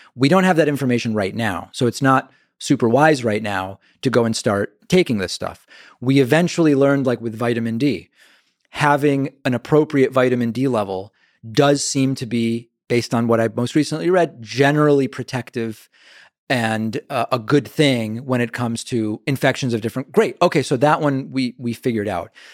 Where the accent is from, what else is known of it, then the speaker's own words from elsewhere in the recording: Argentina; now in United States; I'm from Argentina